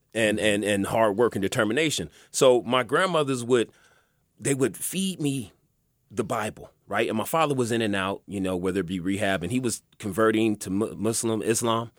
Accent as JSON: {"language": "English", "town": "Los Angeles", "region": "California", "country": "United States", "tie": "born or raised there", "also_born_or_lived": "Pomona", "said": "I grew up in, uh, Southwest, South Central, Baldwin Village"}